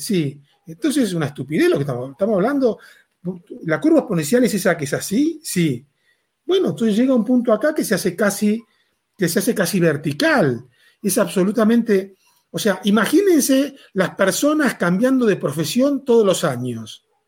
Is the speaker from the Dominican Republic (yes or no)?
no; Argentina; moved away as an adult; now in Mexico; soy argentino, hace 18 años que vivo en México.